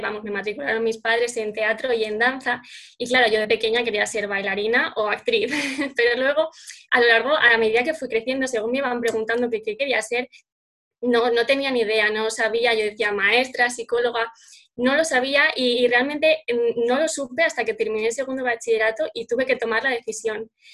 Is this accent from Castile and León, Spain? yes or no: yes; Salamanca, Castile and León, Spain; soy aquí de Salamanca